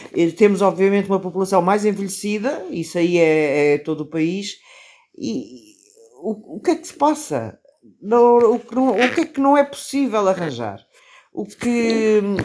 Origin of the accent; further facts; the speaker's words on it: Caldas da Rainha, Centro, Portugal; eu cresci nas Caldas da Rainha, que é uma cidade a 80 km de Lisboa